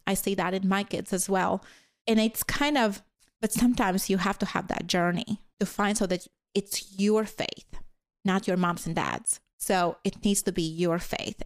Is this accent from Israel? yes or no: no; Latvia; first language Latvian; English is a second language; moved away as an adult; now in United States; growing up in Latvia, so during the Soviet time